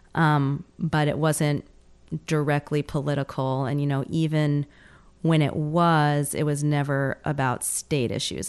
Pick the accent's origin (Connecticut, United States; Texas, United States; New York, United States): New York, United States; moved away; I'm a New Yorker originally